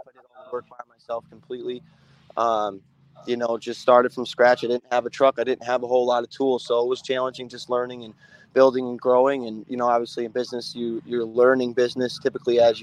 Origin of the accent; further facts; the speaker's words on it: Syracuse, New York, United States; moved away as an adult; now in Atlanta, United States; I was born in Syracuse, New York, and my family has been pouring concrete since the 80s, and I learned in Syracuse through my family growing up